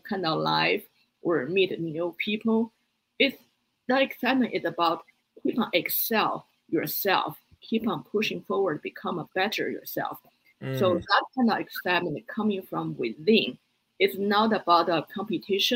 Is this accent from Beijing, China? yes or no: yes; Beijing, China; English is a second language; moved away as an adult; also born or lived in Boston, United States; now in United States; I grew up in Beijing